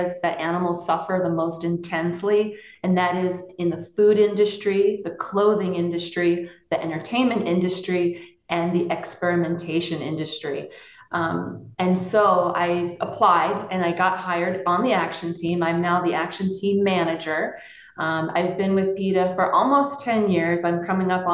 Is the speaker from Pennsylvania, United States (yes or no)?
yes; Pennsylvania, United States; I grew up in Pennsylvania where people had farms and my dad was a butcher